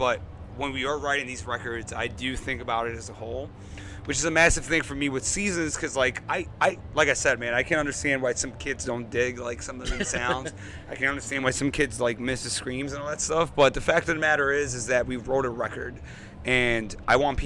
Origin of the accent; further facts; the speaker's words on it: New York City, New York, United States; I grew up in Queens. I grew up with hip hop.